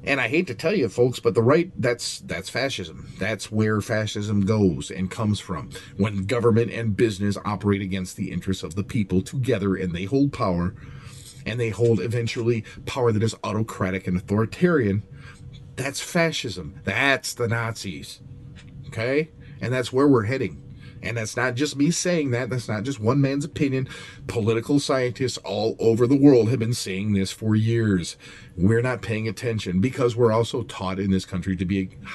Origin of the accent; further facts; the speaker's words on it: United States; as an American citizen